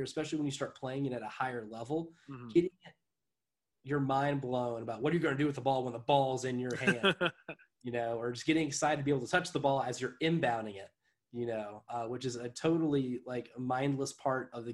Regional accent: Jamestown, United States; growing up in Jamestown

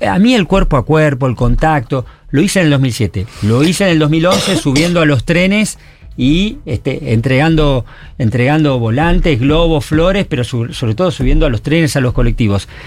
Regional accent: Buenos Aires, Argentina; moved away as an adult; now in San Martín, Argentina; soy de Capital.

